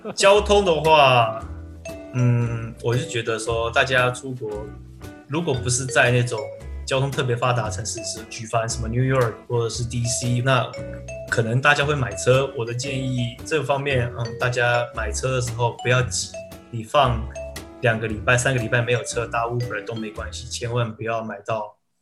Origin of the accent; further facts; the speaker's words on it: Taiwan; moved away as an adult; also born or lived in United States; 我们在台湾